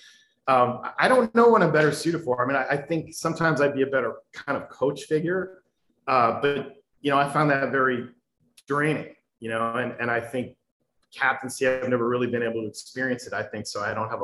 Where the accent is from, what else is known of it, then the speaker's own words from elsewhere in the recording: Ann Arbor, Michigan, United States; I grew up in Michigan, but I'm not really, my family's not really from Ann Arbor